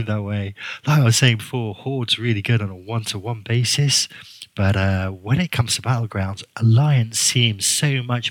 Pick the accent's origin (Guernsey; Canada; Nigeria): Guernsey; accent: kind of English; the island's called Guernsey, so I'm a Guernseyman.